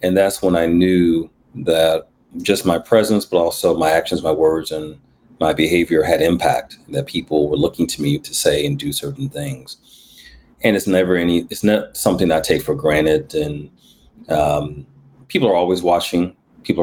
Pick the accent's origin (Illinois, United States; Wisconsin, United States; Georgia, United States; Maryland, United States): Wisconsin, United States; Milwaukee; also born or lived in New Jersey; I grew up in Milwaukee, otherwise known as the Mill, the 414, MKE, Bruce City